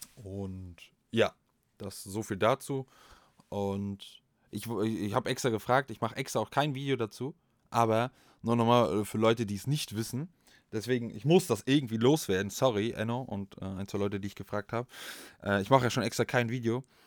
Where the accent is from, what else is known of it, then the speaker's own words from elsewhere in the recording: Northern Germany, Germany; wir sind Fischköppe